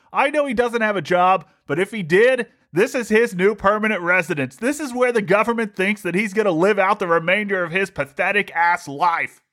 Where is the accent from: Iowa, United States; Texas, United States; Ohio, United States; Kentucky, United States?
Ohio, United States; moved away; I grew up in Ohio, and when I grew up in Ohio, you didn't get to see much of the sun